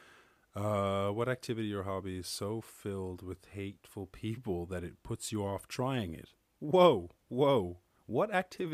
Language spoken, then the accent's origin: English; Ireland; I'm from Ireland.